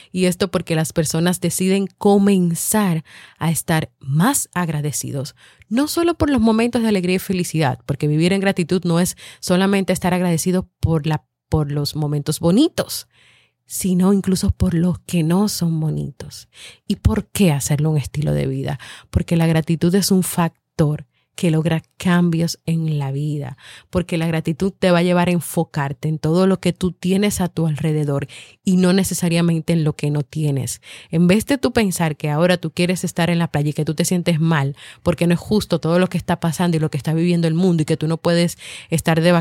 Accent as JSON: {"language": "Spanish", "country": "Dominican Republic", "said": "Somos de República Dominicana y somos los padres de … de Vivir en Armonía."}